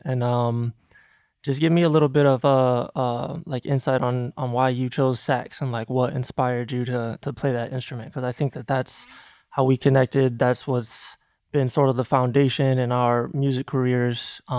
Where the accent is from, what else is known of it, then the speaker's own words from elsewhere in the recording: Grand Rapids, Michigan, United States; where we grew up in the Midwest, Grand Rapids, Michigan, there weren't a ton of opportunities, I would say.